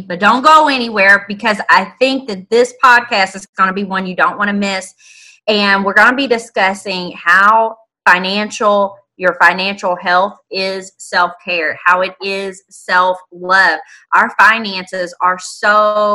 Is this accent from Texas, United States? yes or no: no; Indianapolis, Indiana, United States; Born and raised in Indianapolis, right in the heart of it